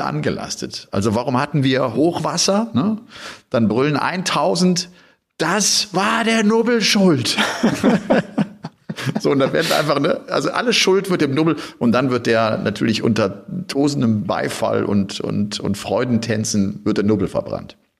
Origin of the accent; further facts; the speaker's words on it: Cologne area, North Rhine-Westphalia, Germany; moved away; ich komme ja da aus der Gegend